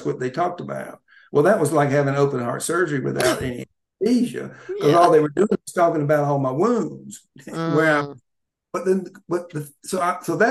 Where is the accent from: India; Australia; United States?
United States; Georgia; moved away as an adult; also born or lived in Atlanta, United States / Orlando, United States